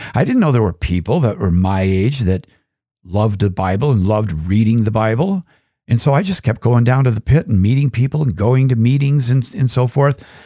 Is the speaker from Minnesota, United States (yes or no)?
yes; Minnesota, United States; I was raised Catholic in Minnesota